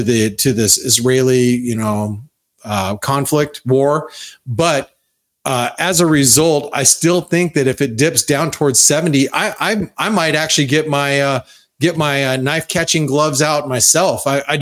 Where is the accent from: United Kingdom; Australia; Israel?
Australia; Okay, so I mean, as an Aussie, I get it with the Aussie against the dollar, but how about Aussie against other currencies?